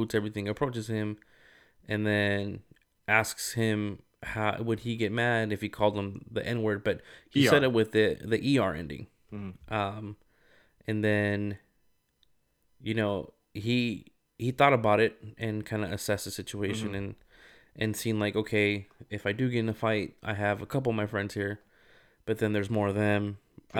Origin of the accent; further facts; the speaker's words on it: Rialto, California, United States; Like, this is how I grew up. This is how mm-hmm. we say it. Like, you know, I'm from Rialto.